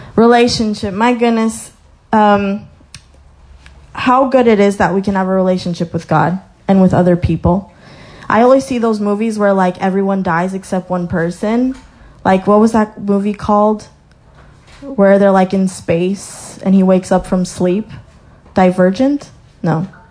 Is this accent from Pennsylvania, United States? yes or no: no; Colorado, United States; moved away; I was born in Colorado, so I saw the mountains, like gorgeous mountains.